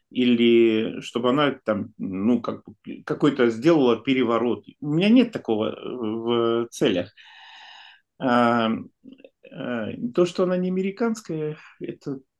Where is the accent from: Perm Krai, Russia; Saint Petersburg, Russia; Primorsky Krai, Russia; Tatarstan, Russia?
Saint Petersburg, Russia; я тоже из Петербурга